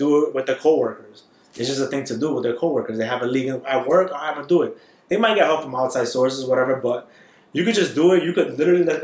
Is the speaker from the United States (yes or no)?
yes; New York, United States; I'm from New York.